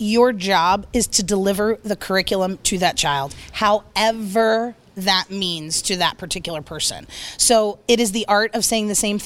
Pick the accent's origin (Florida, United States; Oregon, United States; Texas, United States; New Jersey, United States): New Jersey, United States; northern; moved away; also born or lived in Delaware; I grew up on a horse farm in northern New Jersey